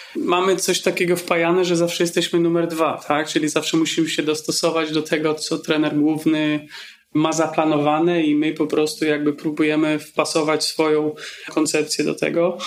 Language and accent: Polish; Poland; moved away as an adult; wyjechałem z Polski, gdy miałem 19 lat